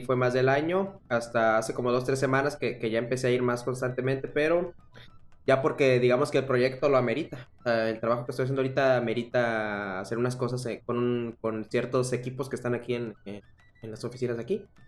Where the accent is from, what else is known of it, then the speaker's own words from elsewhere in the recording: Veracruz, Mexico; moved away as an adult; also born or lived in Tabasco; now in Monterrey, Mexico; yo soy de Veracruz, pero estudié la carrera ahí en Tabasco